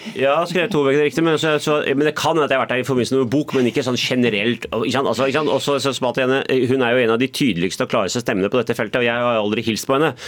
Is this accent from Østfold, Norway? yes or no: no; Oslo, Norway; also born or lived in Bærum; Jeg er selvfølgelig født og oppvokst i Oslo, bodd par år i Bærum og par år i utlandet